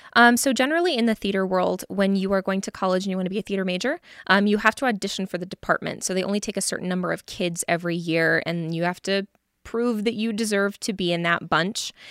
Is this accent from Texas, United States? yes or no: no; Reno, Nevada, United States; moved away as an adult; now in Las Vegas, United States; I am from Reno, Nevada. I was born and raised there, and then I moved down here for school